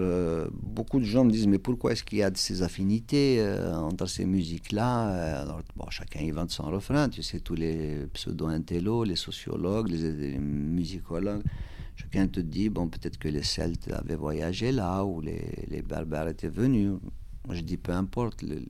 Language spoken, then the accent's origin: French; Kabylie, Algeria; first language Kabyle; French is a second language; now in Val d'Oise, France; la Kabylie, c'est une région de l'Algérie. Donc, euh, il se trouve que c'est ma région natale